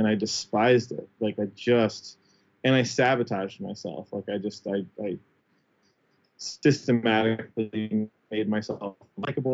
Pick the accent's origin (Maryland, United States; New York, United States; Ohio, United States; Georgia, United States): Ohio, United States; Cincinnati; moved away; also born or lived in Hamilton, Ohio / Washington, D.C.; I'm from Cincinnati originally